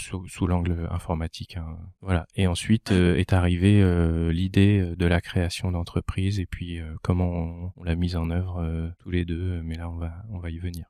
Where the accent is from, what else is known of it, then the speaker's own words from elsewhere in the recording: Val-d'Oise, Île-de-France, France; moved away as an adult; also born or lived in Lille; now in Lomme, France; je ne suis pas originaire du Nord, je suis originaire du Val d'Oise je suis monté euh, entre guillemets dans le nord euh, à Lille pour faire mes études